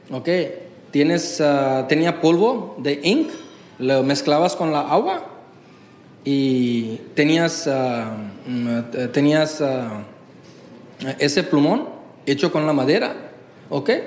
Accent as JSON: {"language": "Spanish", "town": "Durgapur", "region": "West Bengal", "country": "India", "tie": "born there", "second_language": "Spanish", "said": "Entonces ahí yo nací en Durgapur, West Bengal, y mm, era un punto de felicidad para la familia."}